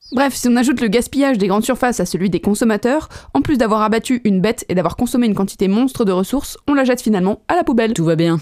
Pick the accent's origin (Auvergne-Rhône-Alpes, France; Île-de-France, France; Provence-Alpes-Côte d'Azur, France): Auvergne-Rhône-Alpes, France; Savoy; On est savoyard à la base